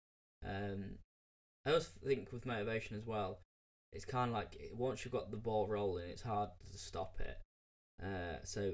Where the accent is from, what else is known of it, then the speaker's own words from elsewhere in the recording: United Kingdom; me being British